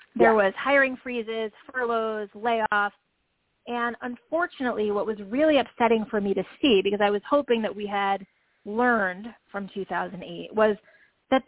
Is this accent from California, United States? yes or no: no; New York, United States; I am a New Yorker